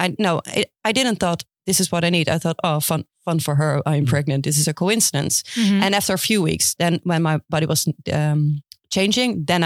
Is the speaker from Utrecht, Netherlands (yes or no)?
yes; Houten, Utrecht, Netherlands; I am from Houten